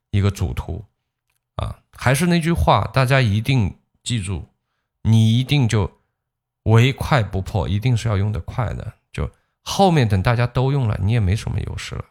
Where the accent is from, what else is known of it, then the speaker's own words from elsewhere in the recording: China; 当然最终我作为一个中国人